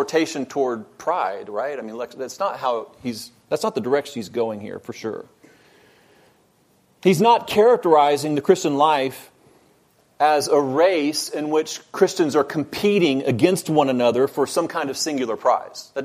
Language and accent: English; Texas, United States; now in Georgia, United States; Now, I wasn't born in Texas, but I grew up there, so I'm essentially from Texas